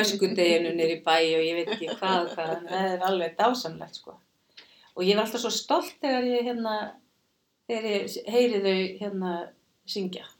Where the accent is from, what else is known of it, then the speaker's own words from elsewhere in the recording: Kópavogur, Capital Region, Iceland; also born or lived in Reykjavík; ég fættu uppalinn í Reykjavík á Kópaví og var í Kásnisskólanum